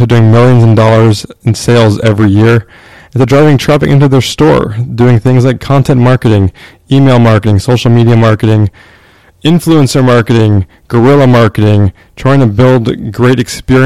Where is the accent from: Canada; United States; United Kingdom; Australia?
Canada; I am from Canada